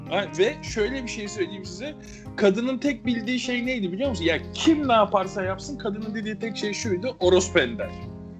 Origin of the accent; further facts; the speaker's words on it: Rami, Istanbul, Turkey; Ben Ramiliyiz